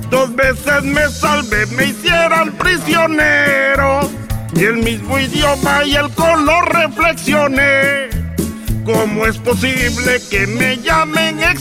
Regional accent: El Salvador; moved away; Cuando me vine de mi tierra El Salvador, con la intención de llegar a Estados Unidos, sabía que necesitaría más que valor

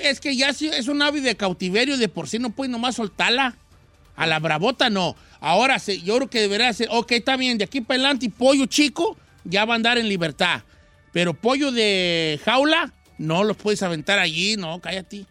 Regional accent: Mexico; now in United States; yo soy del rancho

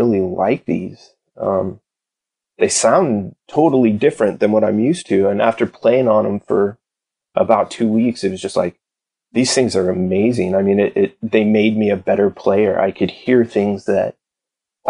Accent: Redwood City, California, United States; In the city I grew up in, it's a place called Redwood City.

